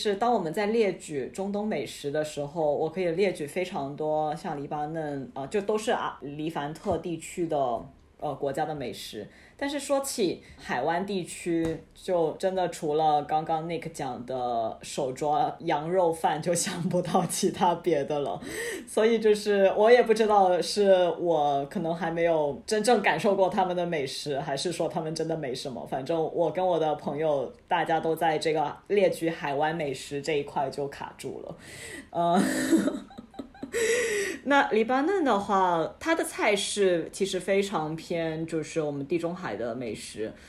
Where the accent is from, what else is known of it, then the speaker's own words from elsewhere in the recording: Guangdong, China; 就跟我们广东人烤鸡有一些很讲究的执念一样